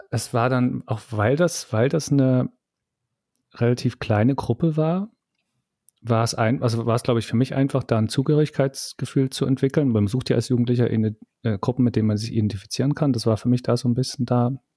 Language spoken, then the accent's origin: German; East Germany, Germany; ich bin ja im Osten aufgewachsen